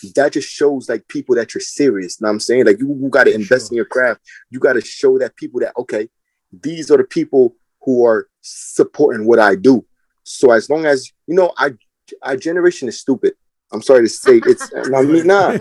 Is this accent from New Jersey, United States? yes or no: yes; Linden, New Jersey, United States; I'm from Linden, New Jersey